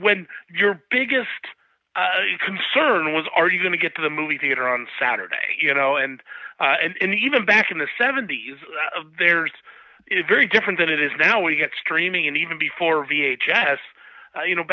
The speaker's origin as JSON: {"language": "English", "town": "Columbus", "region": "Ohio", "country": "United States", "tie": "born or raised there", "also_born_or_lived": "Bowling Green, Ohio", "said": "I grew up in Columbus, Ohio, right in the center of the state, still live there."}